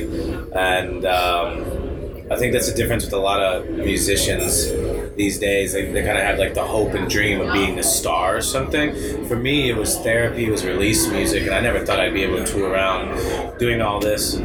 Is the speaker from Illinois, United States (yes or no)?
yes; Chicago, Illinois, United States; the gospel churches I grew up around in Chicago